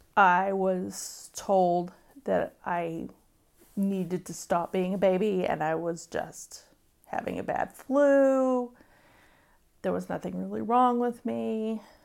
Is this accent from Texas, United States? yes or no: yes; Wimberley, Texas, United States; My hometown is Wimberley, Texas